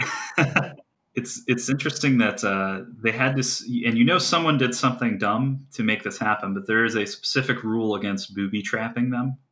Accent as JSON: {"language": "English", "area": "Geauga County", "region": "Ohio", "country": "United States", "tie": "born or raised there", "said": "where I grew up in Geauga County, Ohio"}